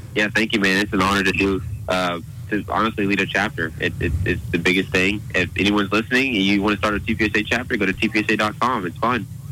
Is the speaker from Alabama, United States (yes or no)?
yes; Auburn, Alabama, United States; born and raised Auburn, Alabama